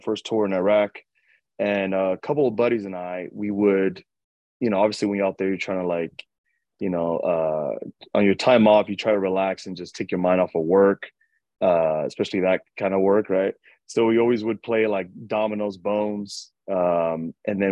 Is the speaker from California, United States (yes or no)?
no; New York City, New York, United States; moved away as an adult; now in Sacramento, United States; I grew up in Washington Heights. Uptown.